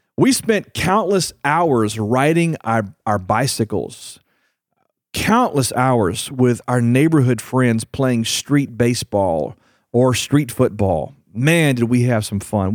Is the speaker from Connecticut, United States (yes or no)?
no; Houston, Texas, United States; I grew up in Houston, Texas